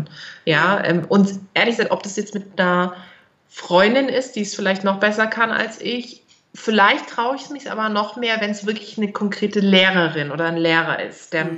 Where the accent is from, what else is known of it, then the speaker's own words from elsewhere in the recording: Germany; accent: German accent (in her Turkish); Ich habe so einen deutschen Akzent drin.